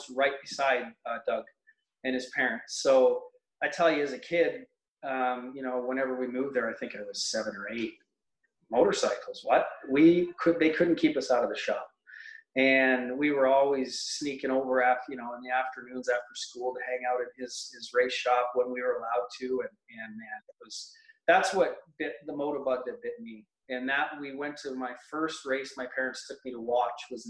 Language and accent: English; Mount Albert, Ontario, Canada; moved away as an adult; also born or lived in Newmarket; now in Lindsay, Canada; I grew up in Mount Albert, went to public school in Mount Albert, and then went to high school in Newmarket.